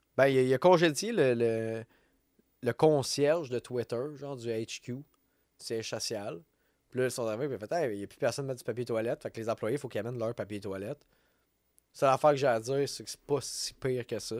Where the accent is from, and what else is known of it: Quebec, Canada